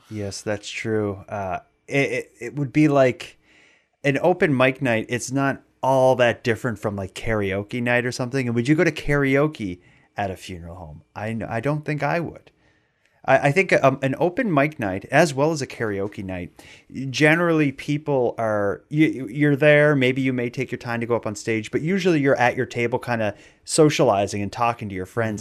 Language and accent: English; Sydney, Nova Scotia, Canada; I grew up in Sydney in Cape Breton